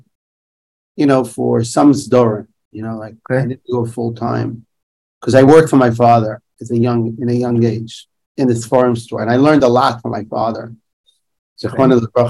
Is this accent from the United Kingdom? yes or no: no; Jerusalem, Jerusalem District, Israel; I grew up in Yerushalayim. I was born and raised there.